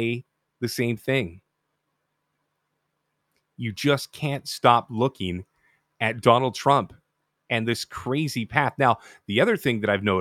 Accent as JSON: {"language": "English", "country": "Canada", "said": "being a Canadian"}